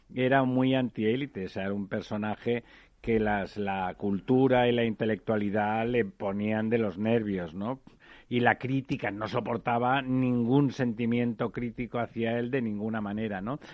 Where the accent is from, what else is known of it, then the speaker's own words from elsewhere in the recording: Catalonia, Spain; yo soy catalán de nacimiento